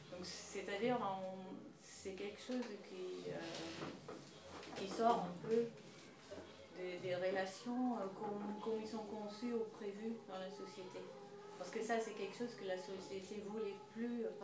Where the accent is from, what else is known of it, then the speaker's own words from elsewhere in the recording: Netherlands; French is a second language; now in France; je viens du Pays-Bas